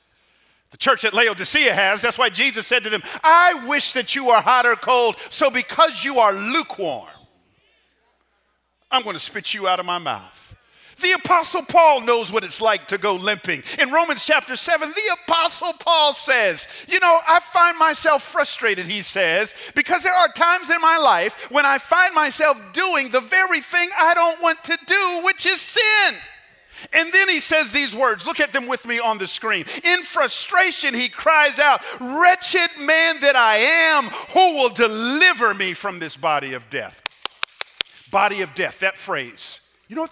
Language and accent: English; Atlanta, Georgia, United States; I grew up in Atlanta